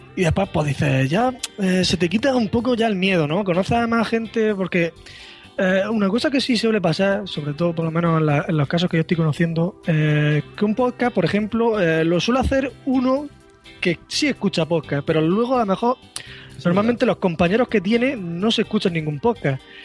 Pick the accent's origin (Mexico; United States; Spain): Spain; Murcia, Region of Murcia; soy de Murcia